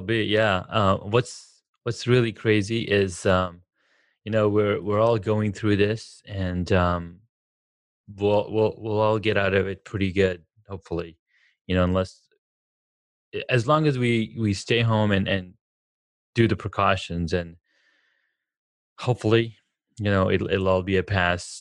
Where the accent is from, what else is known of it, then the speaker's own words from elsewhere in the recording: Southern California, United States; moved away; also born or lived in Denver; I'm from California, Southern California